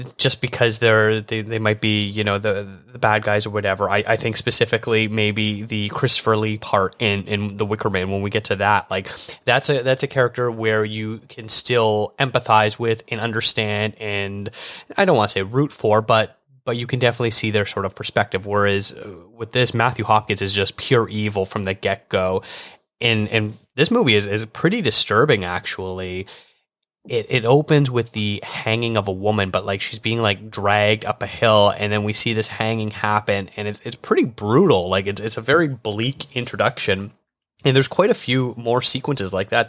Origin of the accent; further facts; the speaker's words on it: Canada; as a Canadian